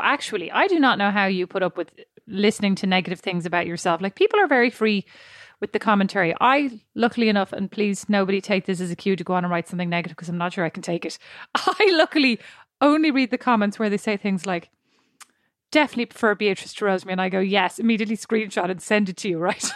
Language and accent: English; Ireland